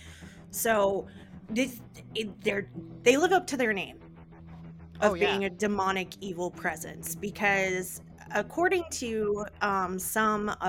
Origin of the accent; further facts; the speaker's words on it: the South, United States; accent: southern; I got real bad southern mush mouth, y'all, sometimes.